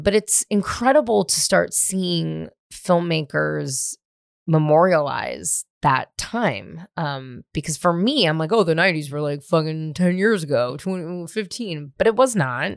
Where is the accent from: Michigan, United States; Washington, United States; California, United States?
California, United States; Marin County; now in Los Angeles, United States; I was born and raised in Marin County